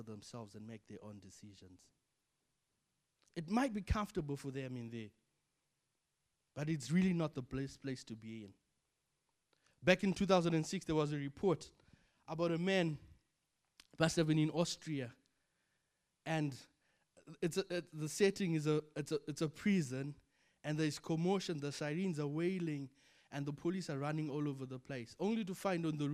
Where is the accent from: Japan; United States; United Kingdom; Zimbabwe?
Zimbabwe; moved away as an adult; Zimbabwe is home for me. I'm born and bred in Zimbabwe. I have family there. I went to school there.